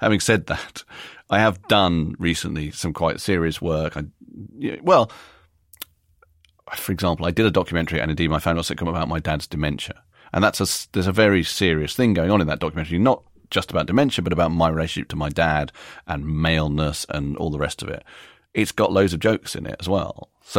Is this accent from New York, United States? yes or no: yes; New York, United States; born there; and I was born in America, which we haven't mentioned, but I was born in New York and I've always felt a little bit American.